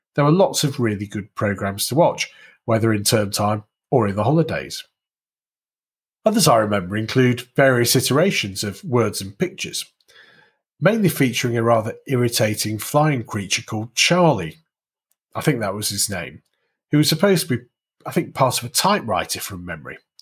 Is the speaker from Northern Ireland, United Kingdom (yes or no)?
no; Warrington, North West England, United Kingdom; I grew up in and around Warrington in the northwest of England